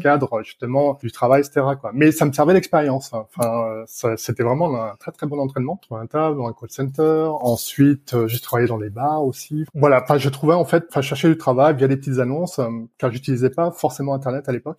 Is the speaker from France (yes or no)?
yes; Nantes, Pays de la Loire, France; moved away as an adult; now in Berlin, Germany; je viens donc de la région nantaise